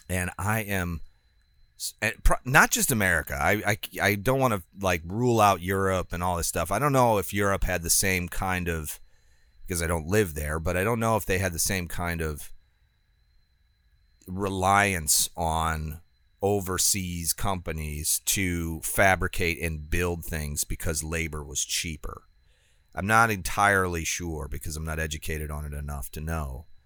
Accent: United States; it's not just because I'm an American industrialist now

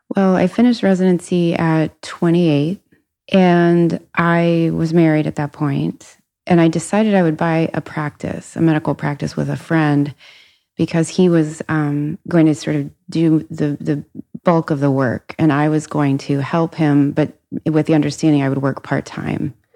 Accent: Cincinnati, Ohio, United States; I grew up in Cincinnati, family of four

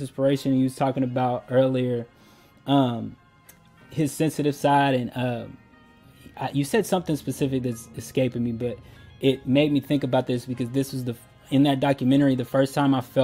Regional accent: Louisville, Kentucky, United States; also born or lived in Colorado Springs, Colorado; I was born in Colorado Springs. I was raised here in Louisville. So this is home for me

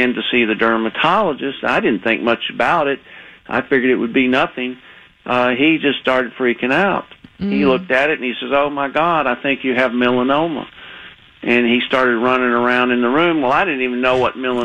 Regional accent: Texas, United States; accent: Texan; moved away as an adult; I was living in Texas. You could probably hear my accent still, even though I haven't lived there in many years

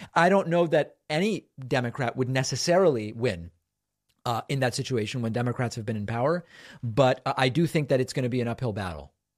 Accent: New England, United States; I grew up in New England

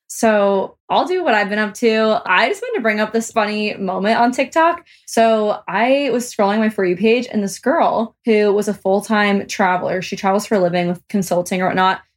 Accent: Omaha, Nebraska, United States; I'm from Omaha.

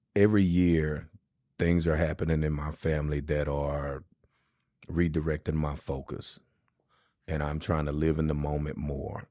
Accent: Shreveport, Louisiana, United States; moved away; my hometown of Shreveport

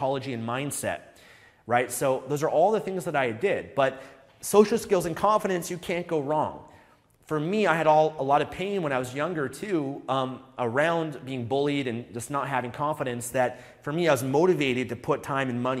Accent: Vancouver, British Columbia, Canada; I'm from Vancouver, Canada

